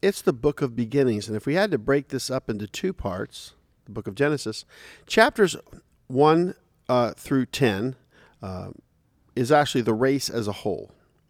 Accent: Dayton, Ohio, United States; born there; I was born in Dayton, Ohio.

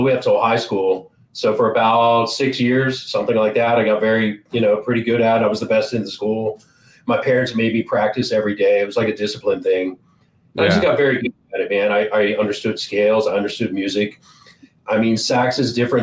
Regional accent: Georgetown, Delaware, United States; I grew up on the East Coast in a very small state called Delaware. It's right next to Maryland, near PA, New Jersey. I don't know if anybody knows where that's at. So small town called Georgetown, Delaware.

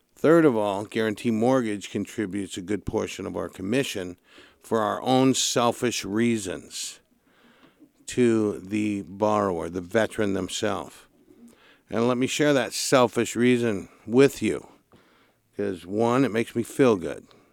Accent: Santa Barbara, California, United States; Born and raised in Santa Barbara

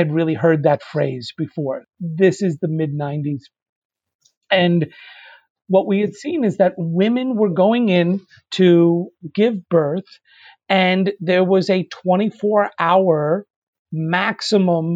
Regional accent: Northeast New Jersey, United States; I grew up in right outside New York City. I grew up in Northeast New Jersey, public schools

